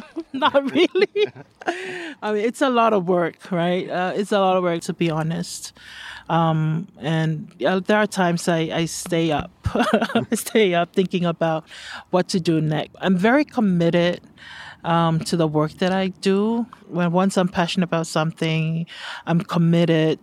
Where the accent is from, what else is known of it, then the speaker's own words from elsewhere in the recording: Samoa; moved away as an adult; now in United States; I'm originally from Samoa